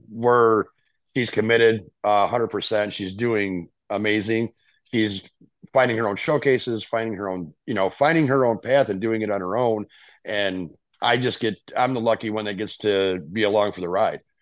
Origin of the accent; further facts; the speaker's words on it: Rockford, Illinois, United States; I'm from Rockford, Illinois. Uh, I have a sister and a brother. Um, they're both older than I am. My brother's six years older. My sister is, I believe, nine years older than